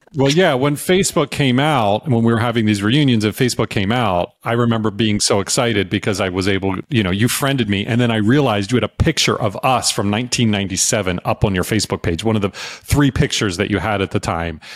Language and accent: English; Virginia, United States; also born or lived in North Carolina / New York City; now in Austin, United States; I was raised in Virginia and I went to school in North Carolina